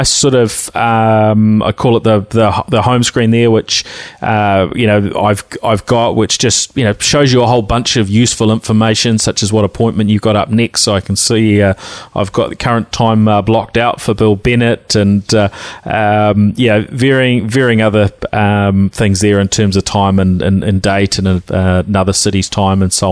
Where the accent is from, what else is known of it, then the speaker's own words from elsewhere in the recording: New Zealand; accent: Kiwi twang; my Kiwi twang